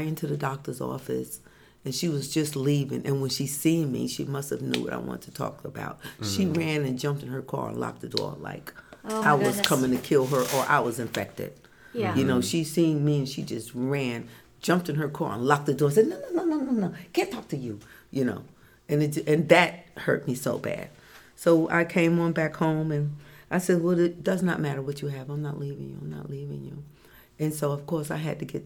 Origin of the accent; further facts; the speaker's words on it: Newark, New Jersey, United States; I grew up in Newark, New Jersey